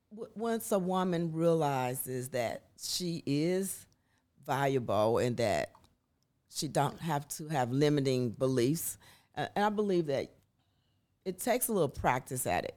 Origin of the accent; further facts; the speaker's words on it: Dayton, Ohio, United States; moved away as an adult; now in Nashville, United States; I am a native from Dayton, Ohio.